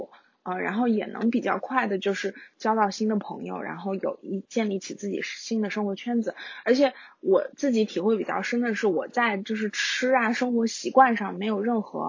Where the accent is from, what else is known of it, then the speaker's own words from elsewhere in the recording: Xinjiang, China; 我小时候在新疆吃到的羊肉太好